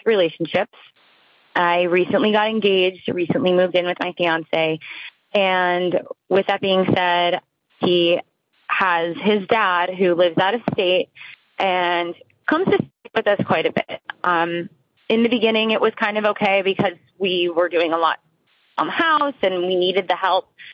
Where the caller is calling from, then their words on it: New Jersey, United States; I am calling from New Jersey.